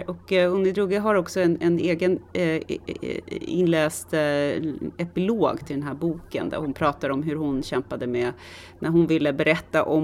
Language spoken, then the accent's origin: Swedish; Stockholm, Stockholm County, Sweden; jag är också lite mer högstående för att jag har vuxit upp i Tensta.